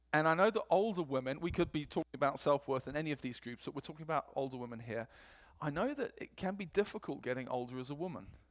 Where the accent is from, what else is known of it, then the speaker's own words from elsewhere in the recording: England, United Kingdom; accent: English; moved away; my English accent